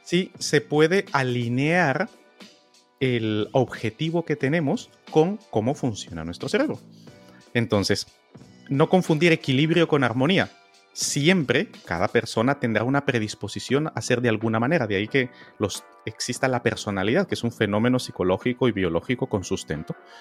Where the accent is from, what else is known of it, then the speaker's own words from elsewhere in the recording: Guatemala; yo nací en Guatemala